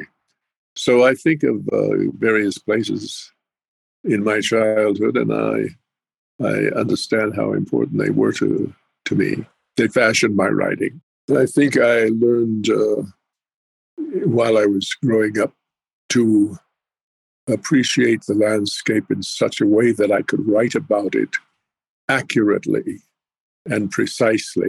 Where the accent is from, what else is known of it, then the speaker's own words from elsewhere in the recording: Pueblo of Jemez, north central New Mexico, United States; moved away; also born or lived in Navajo reservation / Apache reservations; for the longest period of time, I lived at the Pueblo of Jemez in north central New Mexico.